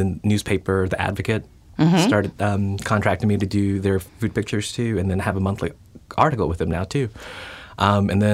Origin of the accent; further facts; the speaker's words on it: Lafayette, Louisiana, United States; I grew up in Lafayette.